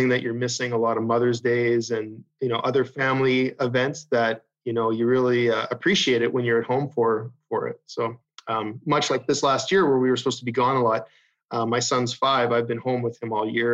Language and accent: English; Canada; growing up in Canada